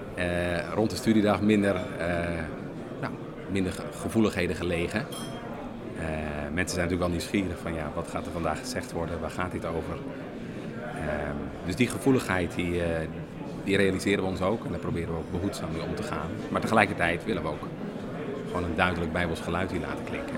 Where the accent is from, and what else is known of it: Netherlands